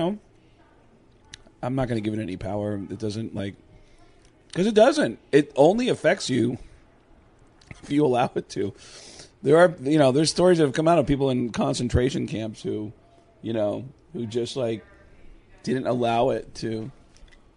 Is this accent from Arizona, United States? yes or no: yes; Arizona, United States; who I grew up with here in Arizona